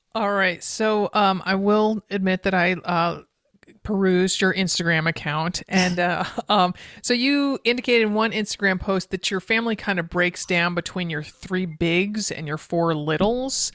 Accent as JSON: {"language": "English", "region": "East Coast", "country": "United States", "tie": "born or raised there", "moved": "yes", "lives_now": "Oregon, United States", "said": "growing up on the East Coast"}